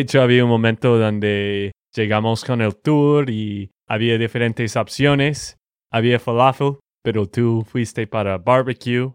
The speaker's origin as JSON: {"language": "Spanish", "region": "Texas", "country": "United States", "said": "de Texas, Estados Unidos."}